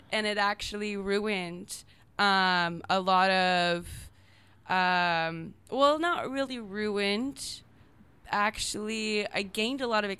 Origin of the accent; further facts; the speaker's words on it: Minnesota, United States; Minnesota. My mom was actually born in California.